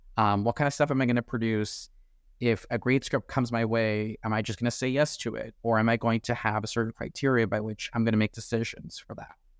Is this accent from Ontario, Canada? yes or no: yes; Toronto, Ontario, Canada; I'm from Toronto. I get a chance to go to Tiff every year 'cause it's hometown